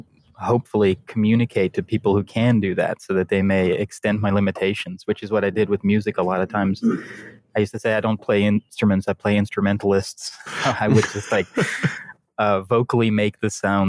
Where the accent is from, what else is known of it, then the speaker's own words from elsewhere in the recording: Netherlands; first language Dutch; English is a second language; I'm from the Netherlands, so English is actually my second language.